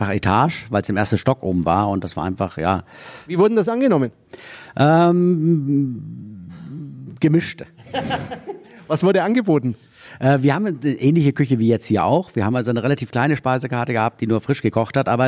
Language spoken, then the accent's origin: German; Neumarkt in der Oberpfalz, Bavaria, Germany; Ich bin gebürtiger Oberpfälzer. Kommst du aus Neumarkt? Ich komme aus Neumarkt.